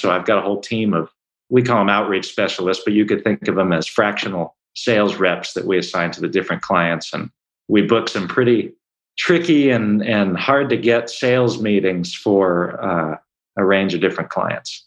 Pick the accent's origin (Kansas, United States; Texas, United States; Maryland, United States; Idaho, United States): Maryland, United States; Baltimore; I'm originally from Baltimore